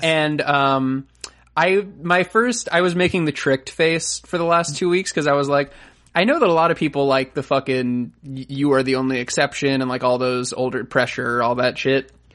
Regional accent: Florida, United States; I'm from Florida

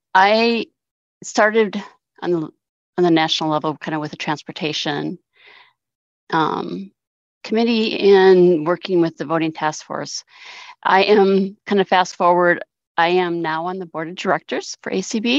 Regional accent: Sioux Falls, South Dakota, United States; I am from Sioux Falls, South Dakota

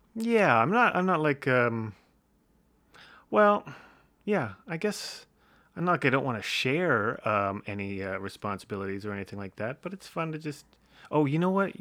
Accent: Windsor, Ontario, Canada; Early life, uh, Windsor, Ontario

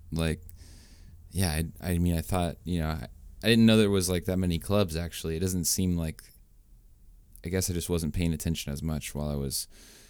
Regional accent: Graham, Washington, United States; moved away as an adult; I grew up in Graham and like like the Puyallup area.

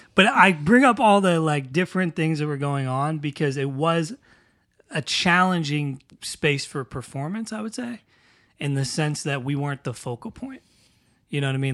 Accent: New Castle, Pennsylvania, United States; moved away; Newcastle, Pennsylvania, which is where I'm originally from

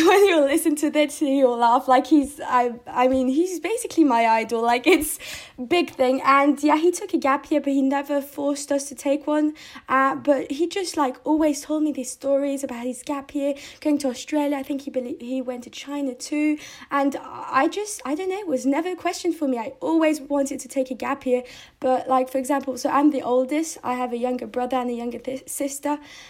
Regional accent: United Kingdom; So I was really happy because, they're British people. And I'm British, so I felt like good.

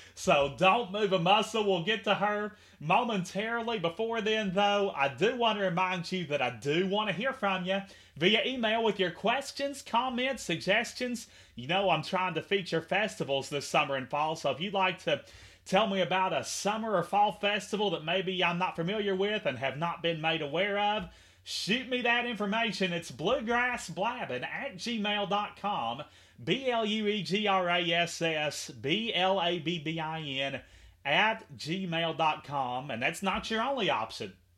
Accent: Henderson, Kentucky, United States; my hometown of Henderson, KY

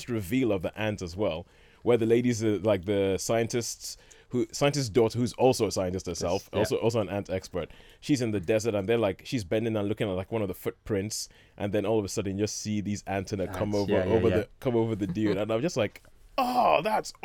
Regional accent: Nigeria; growing up in Nigeria, we always had all sorts of ants

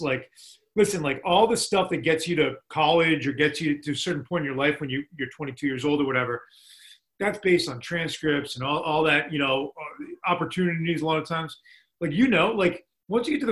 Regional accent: Boston, Massachusetts, United States; now in Amherst, United States; It's where I grew up in Boston.

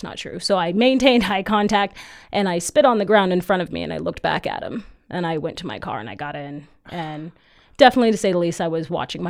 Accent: Caldwell, Idaho, United States; I was born actually in Caldwell, but like my family's always lived in Idaho. I was kind of raised here.

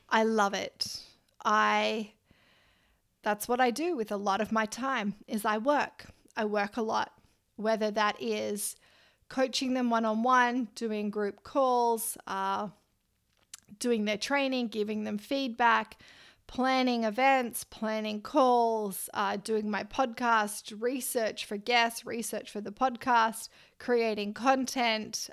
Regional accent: Australia; I'm Australian

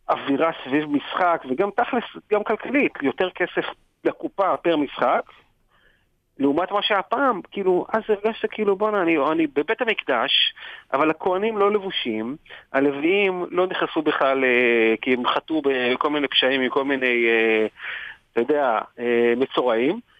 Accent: Israel; אז באמת לי מפרט, אני אומר, מישראל, וזה פה ושם.

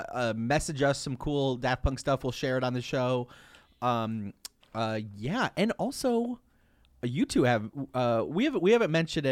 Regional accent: Michigan, United States; This is our first fan mail from our home native state of Michigan.

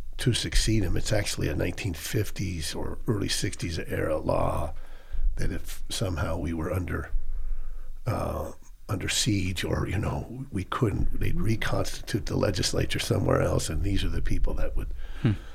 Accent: Boise, Idaho, United States; I grew up here in Boise, lived across from the co-op

